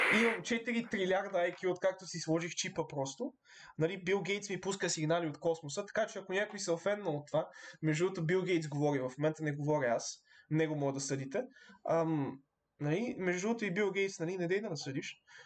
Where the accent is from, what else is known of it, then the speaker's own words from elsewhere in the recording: Bulgaria; ние сме българи